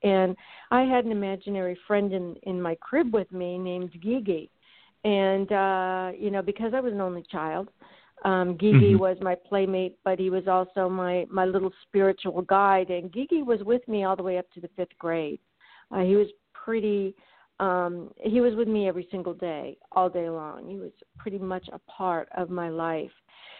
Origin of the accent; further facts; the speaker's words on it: Frankfurt, Hesse, Germany; I was born and raised in Frankfurt, Germany, and I went to Munich American High School. I spent all of my life over in Europe. So basically, when I came back to college for the first time in the United States, I was a stranger in my own land.